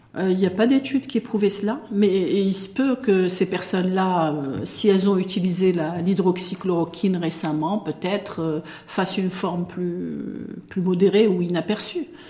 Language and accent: French; Morocco; chez nous, au Maroc